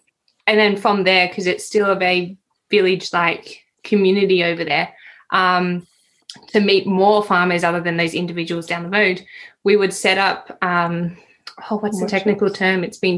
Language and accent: English; Sydney, New South Wales, Australia; I'm from Sydney